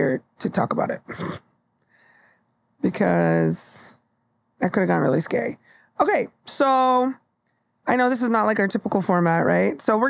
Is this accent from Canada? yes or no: no; San Jose, California, United States; No, I'm from San Jose.